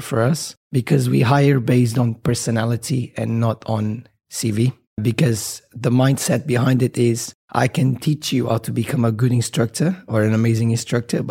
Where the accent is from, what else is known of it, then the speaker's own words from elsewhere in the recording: Portugal; moved away as an adult; also born or lived in Bermuda; now in United Arab Emirates; I'm from Portugal. I've moved here about almost 10 years ago, just out of university.